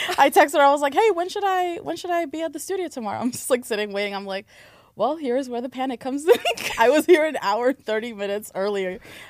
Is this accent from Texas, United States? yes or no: no; New York City, New York, United States; Born and raised in Queens.